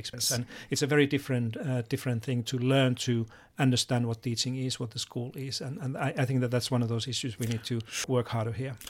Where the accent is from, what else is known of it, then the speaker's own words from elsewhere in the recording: Finland; moved away; I come from Finland